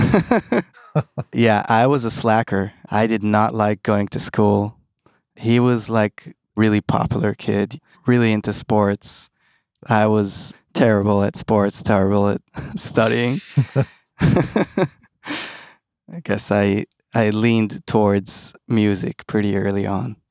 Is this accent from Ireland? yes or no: no; Tel Aviv, Tel Aviv District, Israel; also born or lived in East Brunswick, New Jersey, United States; Born and raised in Tel Aviv with a little gap in, in New Jersey